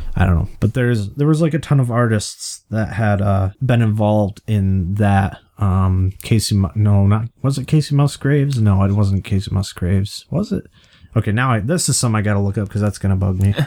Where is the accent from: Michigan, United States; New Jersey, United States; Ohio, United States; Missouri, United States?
Michigan, United States; we're from Michigan